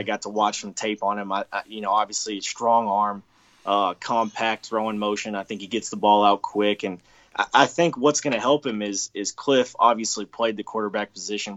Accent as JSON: {"language": "English", "region": "Texas", "country": "United States", "said": "I'm from Texas"}